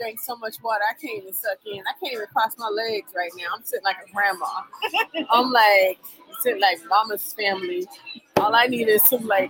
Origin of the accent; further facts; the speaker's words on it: the Bay Area, California, United States; we just like to say we're from the Bay.